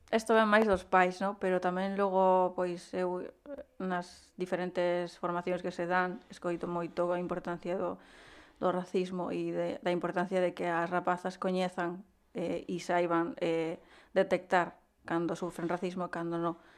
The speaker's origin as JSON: {"language": "Galician", "town": "Gondomar", "region": "Galicia", "country": "Spain", "tie": "born or raised there", "also_born_or_lived": "Peru", "said": "sale me decir que son de Vigo, ¿no? De Gondomar, pero eu realmente pois nacín en, en Perú."}